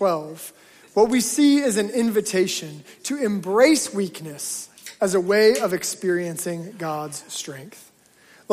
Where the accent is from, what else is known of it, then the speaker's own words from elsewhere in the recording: Alaska, United States; moved away; when I grew up in Alaska